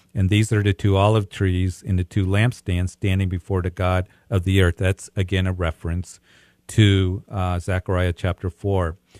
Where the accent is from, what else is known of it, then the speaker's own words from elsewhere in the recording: Greeley, Colorado, United States; It's so good to hear from people from my hometown